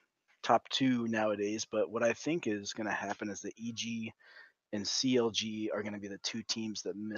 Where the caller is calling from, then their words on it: Goldendale, Washington, United States; I'm calling from... little place called Goldendale, Washington.